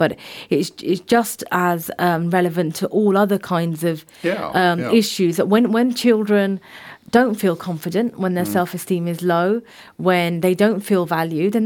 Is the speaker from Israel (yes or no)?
no; the Royal County, South East England, United Kingdom; I was born in the Royal County